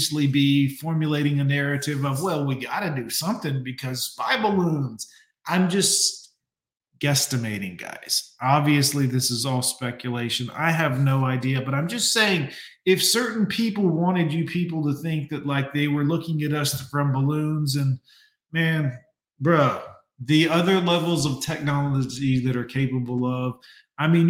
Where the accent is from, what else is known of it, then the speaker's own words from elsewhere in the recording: United States; I'm American.